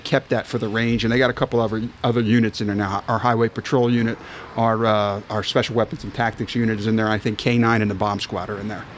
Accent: Philadelphia, Pennsylvania, United States; I'm from Philadelphia

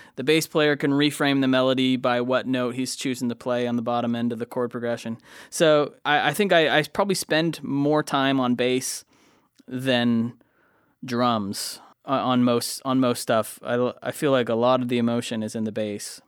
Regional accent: Lakeland, Florida, United States; I settled down in my hometown, Lakeland, Florida.

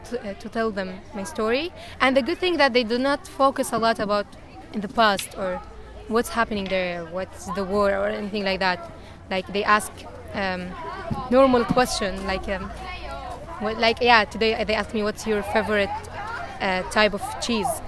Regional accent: Syria; Dutch is a second language; moved away as an adult; now in Netherlands; ik ben 21 jaar. Ik kom uit Syrië en ik ben in Nederland sinds eh, bijna acht maanden.

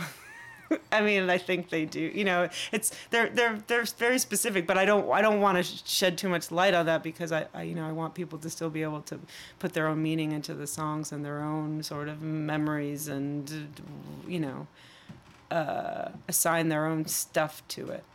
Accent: Chicago, Illinois, United States; accent: Midwest; growing up in Chicago and having a certain Midwest accent

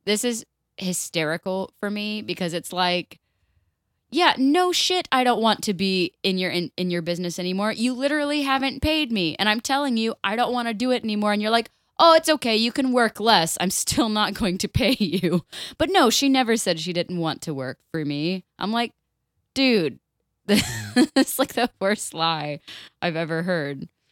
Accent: Florida, United States; I am born and raised in Florida, I'm three fourths Irish

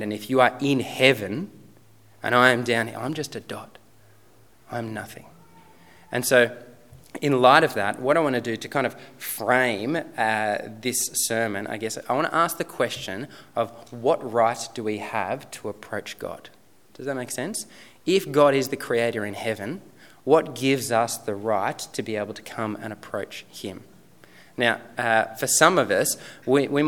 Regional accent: Sutherland Shire, New South Wales, Australia; moved away as an adult; now in Robertson, Australia; I grew up in the Sutherland Shire

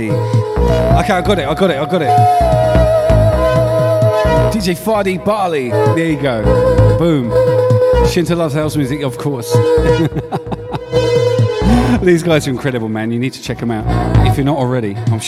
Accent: Southampton, South East England, United Kingdom; moved away as an adult; also born or lived in Northampton / Melbourne, Australia / Hedge End; now in Brisbane, Australia; I left England almost 9 years ago, but originally from Southampton

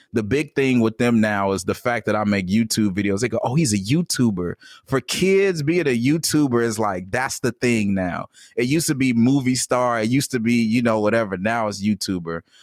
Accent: Gary, Indiana, United States; I was born in Gary, Indiana

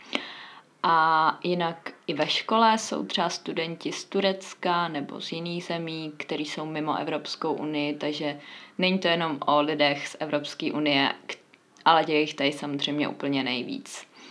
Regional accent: Czechia; moved away as an adult; now in Valencia, Spain; jako jsem já z České republiky

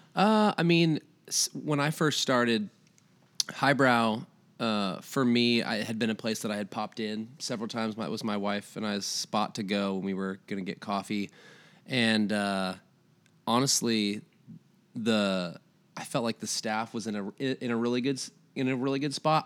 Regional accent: Iowa, United States; moved away as an adult; now in Tennessee, United States; I'm originally from Iowa, moved here about, uh, nine years ago

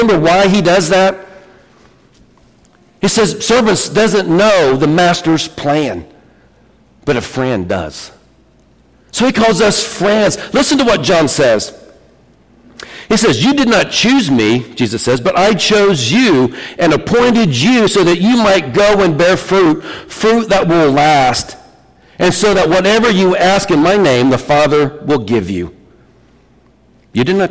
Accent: Vermillion County / Fountain County, Indiana, United States; we're from America. We're from Vermilion, Fountain County.

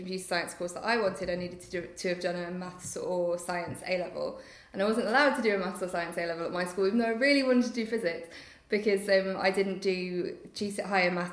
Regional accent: Nottingham, East Midlands, United Kingdom; moved away as an adult; I was in Nottingham at the time, so I'd gone home to my hometown for a year because I missed my family.

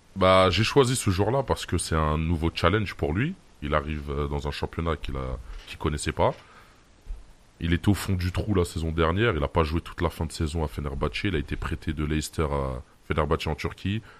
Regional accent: Algeria; chez nous en Algérie

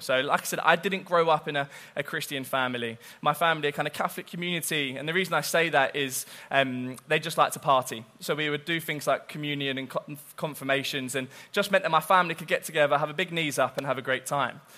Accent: Southampton, South East England, United Kingdom; I'm from Southampton.

